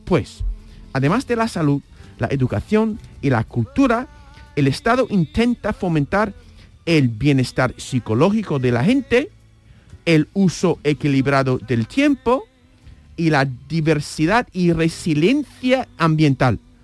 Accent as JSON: {"language": "Spanish", "country": "United States", "tie": "born or raised there", "moved": "yes", "said": "como estadounidense me crié"}